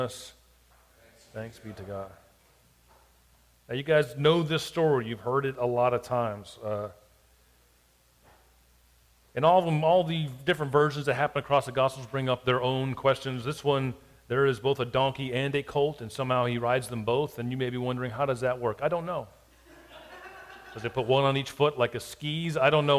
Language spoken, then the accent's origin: English; South Florida, United States; now in Hattiesburg, United States; I grew up in South Florida